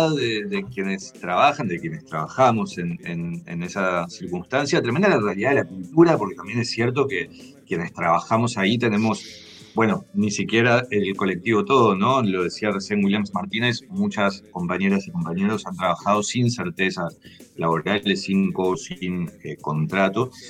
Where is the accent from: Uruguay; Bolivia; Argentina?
Uruguay; soy, un uruguayo de casualidad.